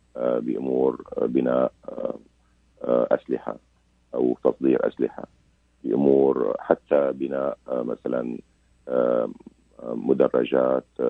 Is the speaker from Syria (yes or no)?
yes; Syria; انا سوري